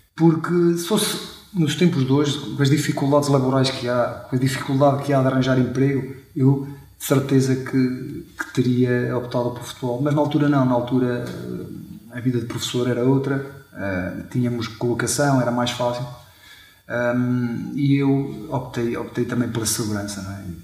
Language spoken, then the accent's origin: Portuguese; Chaves, Norte, Portugal; fui nascido e criado em, em Chaves